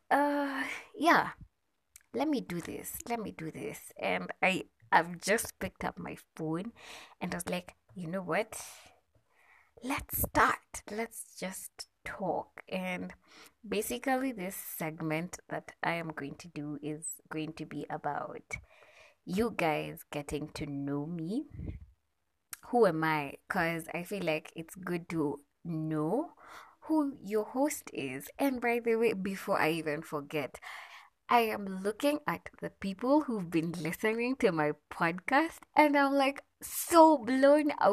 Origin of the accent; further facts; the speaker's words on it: Nairobi, Kenya; I am from Nairobi, Kenya